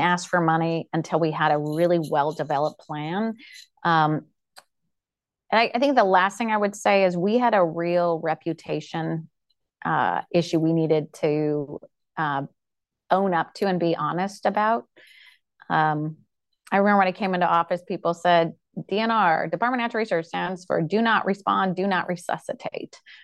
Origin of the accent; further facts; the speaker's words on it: Pacific Northwest, United States; I grew up in the Pacific Northwest